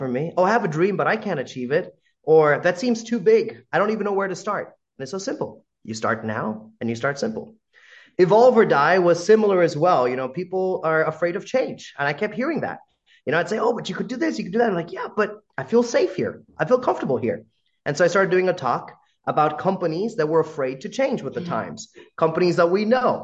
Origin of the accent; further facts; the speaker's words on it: United States; accent: American; a brown guy with an American accent